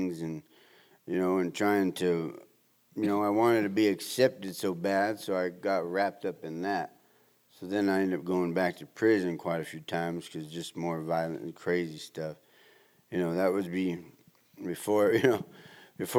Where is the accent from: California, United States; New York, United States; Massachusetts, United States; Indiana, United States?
California, United States; Southern; growing up in Southern California